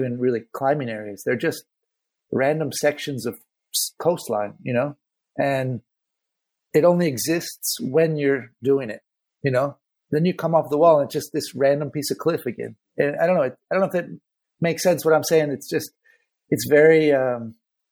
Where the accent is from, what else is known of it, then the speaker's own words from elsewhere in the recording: Santa Cruz, California, United States; moved away as an adult; also born or lived in Spain; now in Barcelona, Spain; growing up in Santa Cruz, being on the ocean